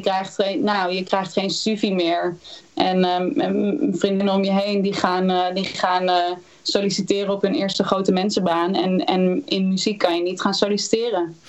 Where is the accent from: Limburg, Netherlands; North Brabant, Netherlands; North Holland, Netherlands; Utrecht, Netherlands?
Utrecht, Netherlands; Houten; ik ben geboren in Utrecht. Opgegroeid in Houten.